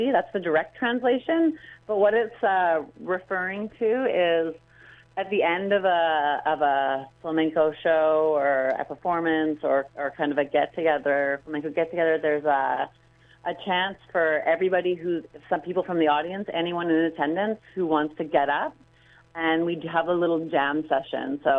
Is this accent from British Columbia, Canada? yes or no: yes; Vancouver, British Columbia, Canada; I'm from Vancouver, and so I started dancing here, and then I went to Granada